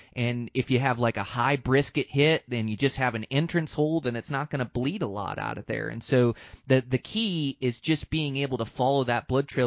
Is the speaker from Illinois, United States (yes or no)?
no; Montana, United States; here in my home state of Montana